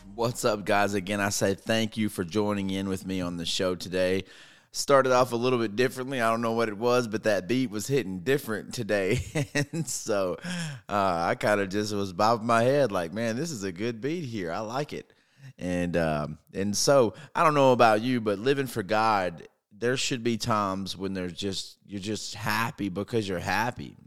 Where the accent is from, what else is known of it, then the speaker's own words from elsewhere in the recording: North Mississippi, United States; I'm from North Mississippi, and we don't see snow very much